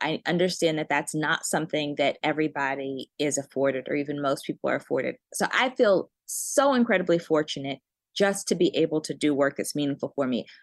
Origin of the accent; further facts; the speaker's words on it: Cambridge, Massachusetts, United States; also born or lived in Birmingham, Alabama / Chicago; I was born in Alabama, but I was raised in Cambridge.